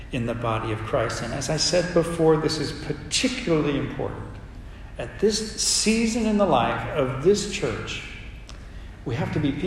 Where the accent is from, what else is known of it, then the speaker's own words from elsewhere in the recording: United States; accent: American; they knew instantly I was an American. They knew it because of my accent